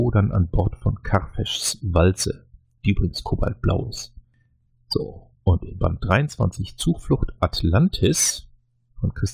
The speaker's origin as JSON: {"language": "German", "region": "North Rhine-Westphalia", "country": "Germany", "tie": "born there", "said": "Ich glaube, als, als gebürtiger Niederrheiner würde ich ja jetzt Heuskes sagen"}